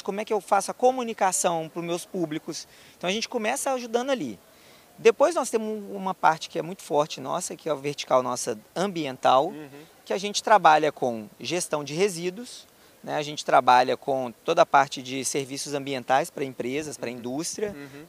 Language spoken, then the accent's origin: Portuguese; Belo Horizonte, Minas Gerais, Brazil; sou natural de Belo Horizonte, é, vivi lá a minha vida praticamente toda